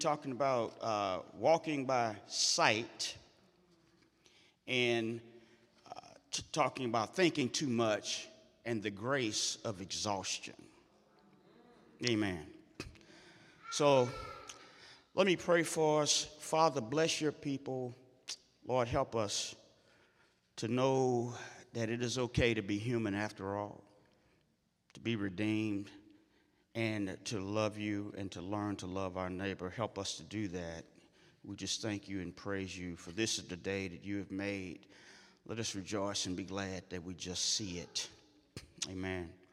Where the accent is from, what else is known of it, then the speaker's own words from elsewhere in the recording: St. Louis, Missouri, United States; moved away as an adult; I first came back to St. Louis after growing up in North St. Louis